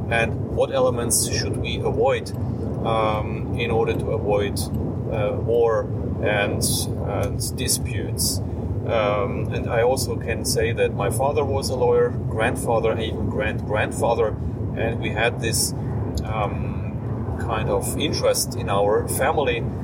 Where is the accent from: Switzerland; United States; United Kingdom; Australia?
Switzerland; I am a lawyer from Switzerland